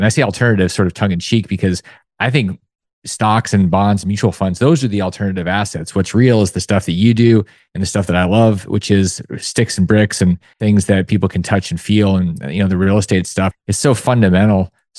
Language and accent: English; Alaska, United States; growing up in Alaska